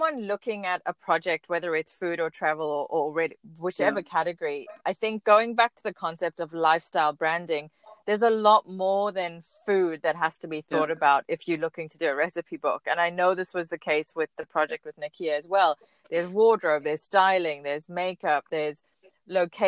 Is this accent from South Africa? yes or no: yes; South Africa; moved away; being South African abroad